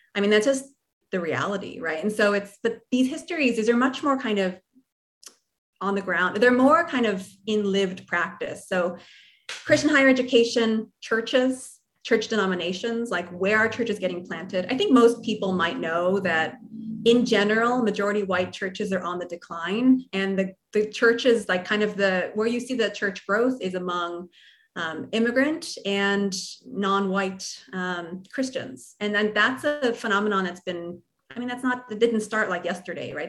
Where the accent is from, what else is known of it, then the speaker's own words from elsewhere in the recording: New Jersey, United States; I'm from New Jersey